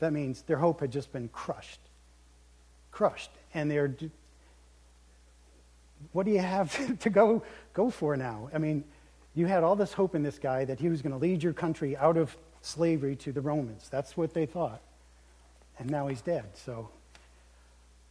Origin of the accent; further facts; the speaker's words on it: United States; as American Christians